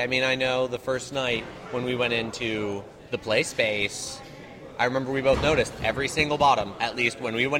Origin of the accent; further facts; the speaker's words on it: Bloomington, Indiana, United States; I'm from Bloomington, Indiana.